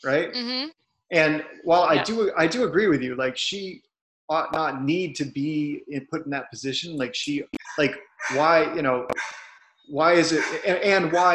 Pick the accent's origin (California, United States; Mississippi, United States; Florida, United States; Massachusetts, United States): Massachusetts, United States; Cape Cod; now in Boston, United States; on Cape Cod where I'm from